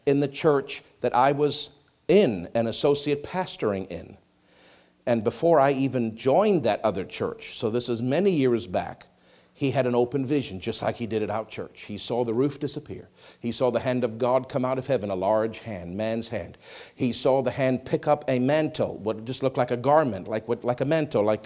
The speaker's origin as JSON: {"language": "English", "country": "Canada", "said": "I'm Canadian."}